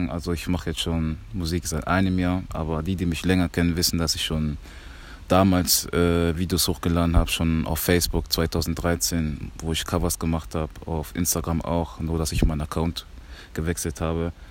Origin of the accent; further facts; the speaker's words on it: Germany; born there; Also ich bin Kongolese, hundertprozentiger. Ähm, ich bin aber in Deutschland geboren. Im Kongo war ich aber noch nicht